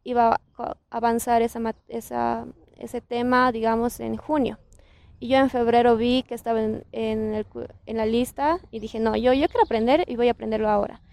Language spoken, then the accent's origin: Spanish; Bolivia